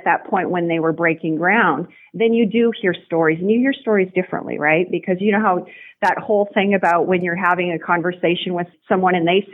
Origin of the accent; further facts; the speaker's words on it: Nipawin, Saskatchewan, Canada; also born or lived in North Battleford, Saskatchewan; now in St. Louis, United States; Hometown, Nipawin, Saskatchewan.